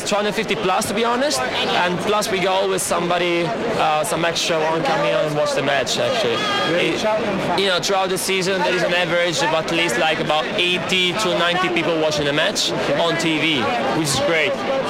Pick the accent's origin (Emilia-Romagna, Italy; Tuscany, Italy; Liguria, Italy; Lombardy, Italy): Emilia-Romagna, Italy; Riccione; English is a second language; moved away as an adult; now in London, United Kingdom; From Riccione